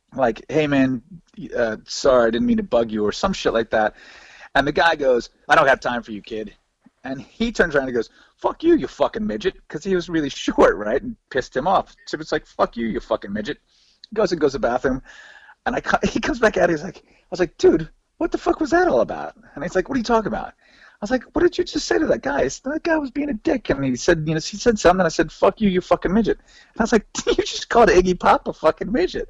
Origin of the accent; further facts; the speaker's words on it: the South, United States; we're from the South